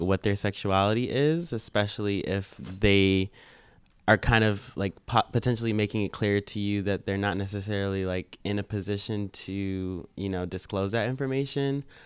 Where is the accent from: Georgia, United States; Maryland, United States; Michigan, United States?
Maryland, United States; moved away as an adult; now in New York City, United States; I'm already from Maryland